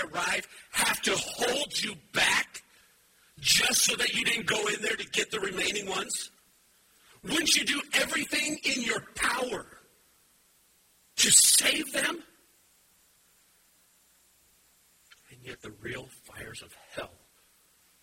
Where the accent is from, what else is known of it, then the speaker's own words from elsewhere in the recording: United States; I like being American. I like this land.